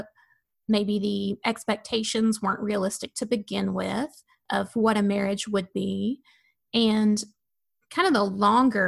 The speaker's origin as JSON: {"language": "English", "region": "Tennessee", "country": "United States", "moved": "yes", "said": "I'm from Tennessee and my husband's from Florida."}